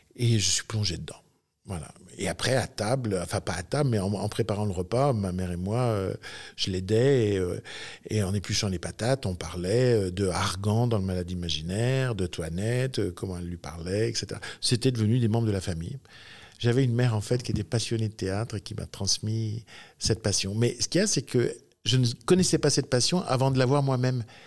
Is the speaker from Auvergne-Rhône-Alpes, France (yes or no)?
yes; Sainte-Foy-lès-Lyon, Auvergne-Rhône-Alpes, France; je suis né à Sainte-Foy-les-Lyons, c'est-à-dire sur les hauteurs de Lyon, en 1960, en mars 1960.